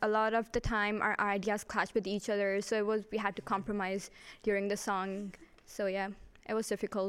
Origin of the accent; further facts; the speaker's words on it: Pakistan; now in Ireland; I was born in Pakistan.